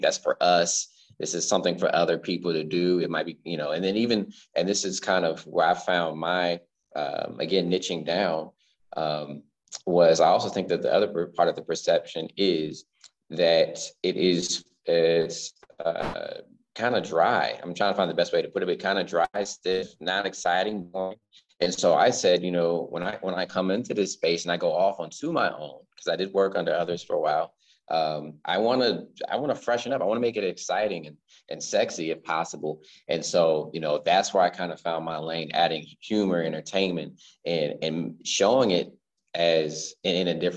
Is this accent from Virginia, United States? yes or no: yes; Central Virginia, United States; also born or lived in California; now in Richmond, United States; born in California. Okay. But essentially, I was raised in Central Virginia